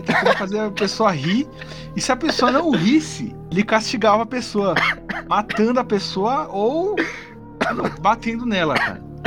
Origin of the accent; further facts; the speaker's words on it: Santo André, São Paulo, Brazil; sou de Santo André, né, ABC Paulista